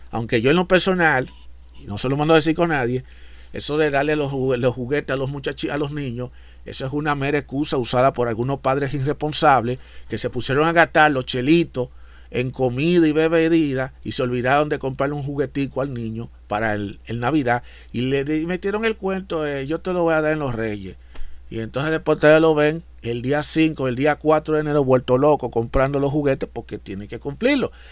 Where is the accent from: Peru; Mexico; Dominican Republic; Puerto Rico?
Dominican Republic; lo que en mi país, en República Dominicana, le llaman lo que es el angelito, esas cosas.